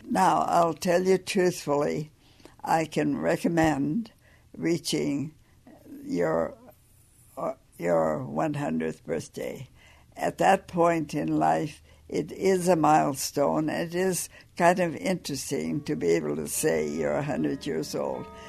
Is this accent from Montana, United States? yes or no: yes; Sand Coulee, Montana, United States; I grew up in a little coal mining town called Sankooli